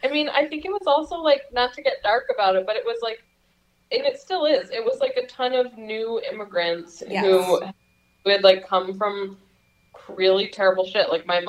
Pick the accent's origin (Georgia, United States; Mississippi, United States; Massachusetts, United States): Massachusetts, United States; Northampton; I grew up in Northampton, Massachusetts, which is known as, when I was growing up, was known as Lesbianville.